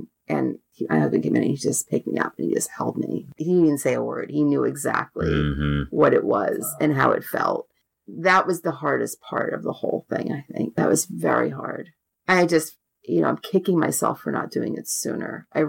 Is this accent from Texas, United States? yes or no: no; Rockville Centre, New York, United States; born there; and I was born in Rockville Center.